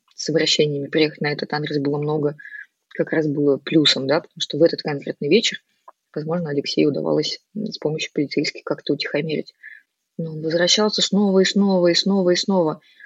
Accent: Novosibirsk, Novosibirsk Oblast, Russia

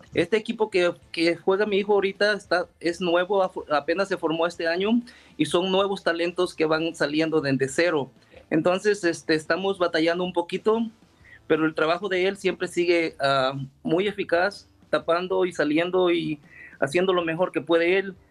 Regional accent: El Salvador; somos de El Salvador

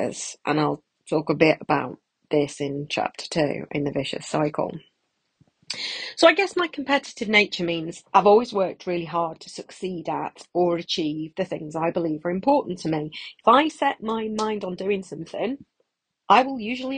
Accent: Manchester, North West England, United Kingdom; moved away; I'm originally from Manchester

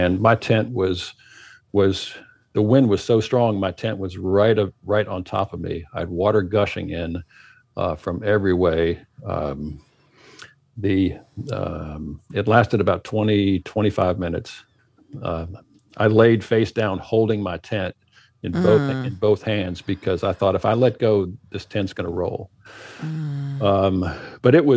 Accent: Minnesota, United States; moved away; I am originally from Minnesota

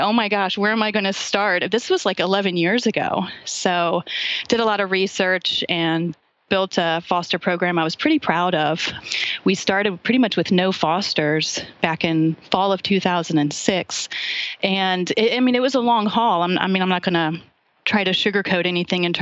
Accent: Ohio, United States; moved away as an adult; also born or lived in DC area; now in Washington, D.C. area, United States; I'm from Ohio originally

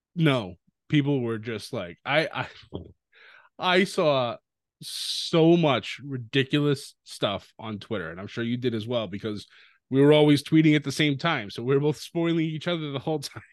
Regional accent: near Worcester, Massachusetts, United States; Worcester, Massachusetts, which was right outside my hometown

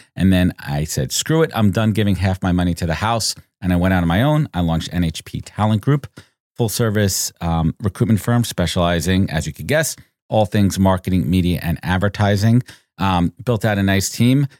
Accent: New York, United States; Born and raised in New York

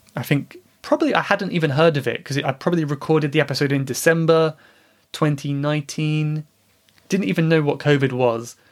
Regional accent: England, United Kingdom; my home country, England

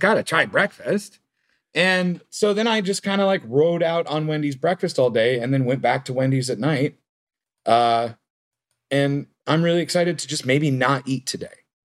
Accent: Lomita, California, United States; I grew up in the South Bay, close to, to Nick. I grew up in Lameda

